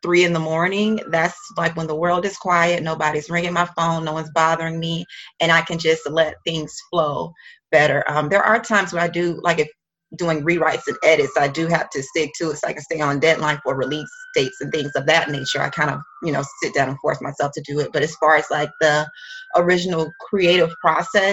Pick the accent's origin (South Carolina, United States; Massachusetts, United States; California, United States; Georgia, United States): Georgia, United States; Macon; moved away as an adult; also born or lived in Savannah, Georgia / Atlanta, Georgia; now in New York City, United States; I grew up in Macon, Georgia, which is like an hour and a half away